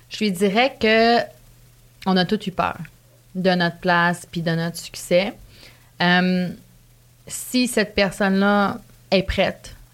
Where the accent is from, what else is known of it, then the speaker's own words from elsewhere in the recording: Canada; je sais pas si les gens, à cause que je venais du Canada